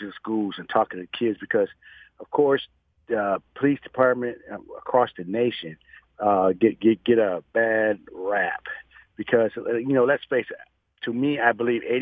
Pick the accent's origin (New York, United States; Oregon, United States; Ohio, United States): Ohio, United States; Toledo; moved away as an adult; also born or lived in Fort Hood, Texas; now in Dallas, United States; I'm from Toledo, Ohio